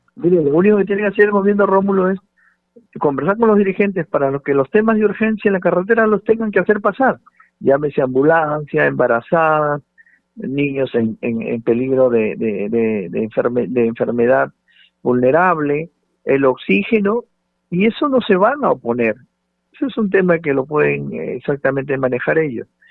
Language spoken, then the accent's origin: Spanish; Peru; 32 millones y un poco más que somos los peruanos